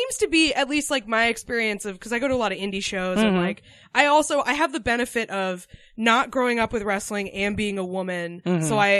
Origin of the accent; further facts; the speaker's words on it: Concord, New Hampshire, United States; moved away; also born or lived in Iowa / Austin, Texas; I grew up in Concord, New Hampshire.